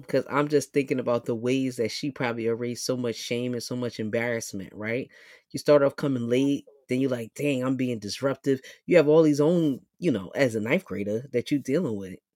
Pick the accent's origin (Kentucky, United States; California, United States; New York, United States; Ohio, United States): New York, United States; New York City; moved away as an adult; now in Philadelphia, United States; South Bronx, born and raised